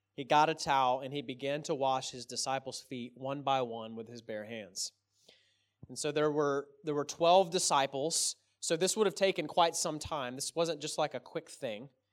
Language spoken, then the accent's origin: English; Texas, United States; I'm from Texas